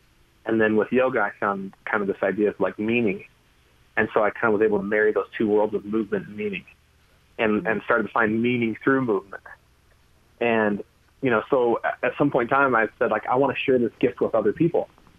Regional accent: California, United States; I loved the ocean and sports and trees, and I grew up in Northern California.

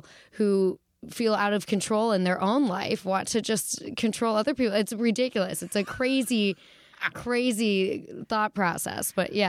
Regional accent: Detroit, Michigan, United States; accent: Midwest; also born or lived in Pittsburgh; Yeah, I was born in Pittsburgh, and then I finished college in Pittsburgh and started comedy there. So it definitely, you know, holds something. And my family lives there now. But where I got this really lovely dialect was the Midwest in Metro Detroit.

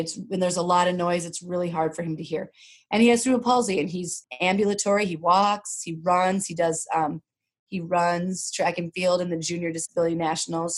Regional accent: Rosemount, Minnesota, United States; I grew up here in Minnesota. I grew up south of the river, as we say. And my dad was maybe one of the first black men in Rosemount

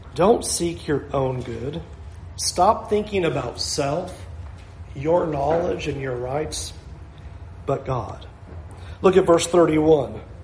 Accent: Southern California, United States; moved away; I came from Southern California.

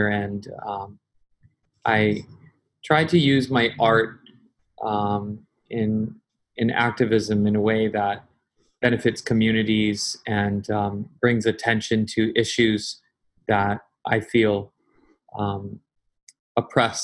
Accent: Honolulu, Hawaii, United States; I'm born and raised in Hawaii. I have lived most of my life in Honolulu

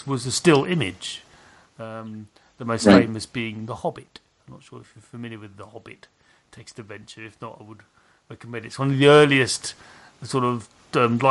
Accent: United Kingdom; when I grew up in Britain

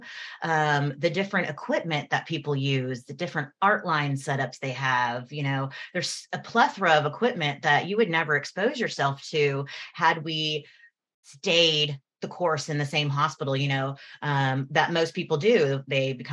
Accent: Houston, Texas, United States; moved away; Houston, that's my hometown

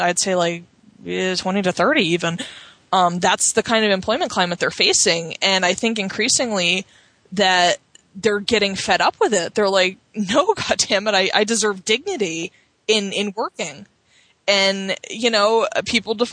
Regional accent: Cape May, New Jersey, United States; I grew up in Cape May in New Jersey

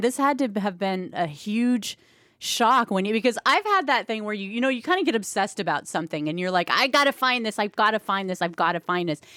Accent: Pacific Northwest, United States; we're from the Pacific Northwest

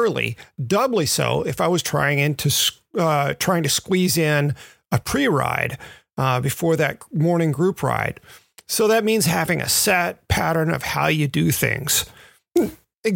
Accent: Memphis, Tennessee, United States; moved away; also born or lived in Redondo Beach, California; I grew up in Memphis

